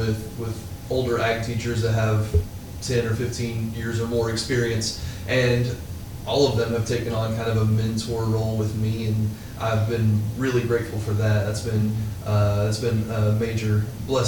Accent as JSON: {"language": "English", "town": "Jessieville", "region": "Arkansas", "country": "United States", "said": "from Jesseville, Arkansas, and I'm about to start my third year teaching"}